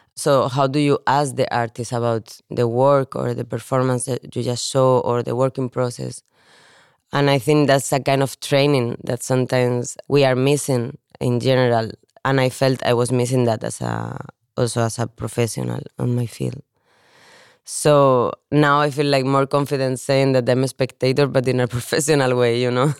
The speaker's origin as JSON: {"language": "English", "country": "Spain", "also_born_or_lived": "Valencia / Barcelona / Copenhagen", "moved": "as an adult", "lives_now": "Denmark", "said": "I'm from Spain."}